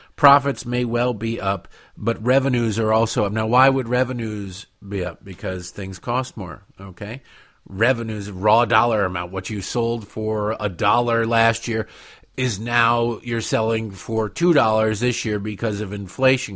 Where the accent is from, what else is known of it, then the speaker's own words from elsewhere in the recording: Detroit, Michigan, United States; moved away; where I grew up in Detroit